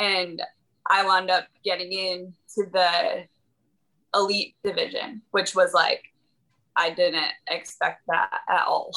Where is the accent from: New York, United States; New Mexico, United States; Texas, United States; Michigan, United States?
Michigan, United States; now in Missouri, United States; I'm originally from Michigan